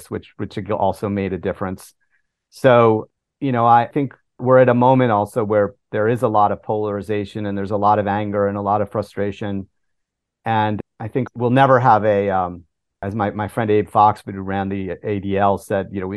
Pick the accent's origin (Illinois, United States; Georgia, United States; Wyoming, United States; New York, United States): New York, United States; I'm a New Yorker